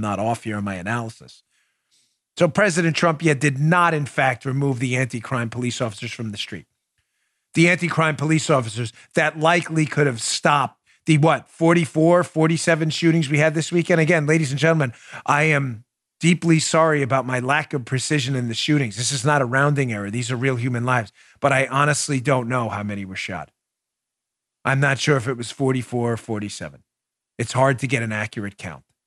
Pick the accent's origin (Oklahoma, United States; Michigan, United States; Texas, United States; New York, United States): New York, United States; New York City; moved away; when I grew up in New York thirty years ago